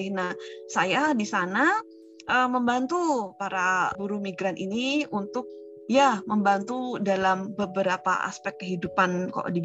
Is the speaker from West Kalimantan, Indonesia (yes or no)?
no; Salatiga, Central Java, Indonesia; now in Karawaci, Indonesia; saya asalnya dari Salatiga